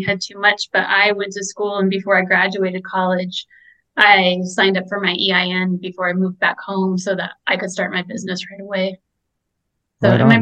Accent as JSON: {"language": "English", "town": "Colorado Springs", "region": "Colorado", "country": "United States", "tie": "born or raised there", "also_born_or_lived": "Rochester, New York", "said": "growing up in Colorado Springs, leaving all my friends and family"}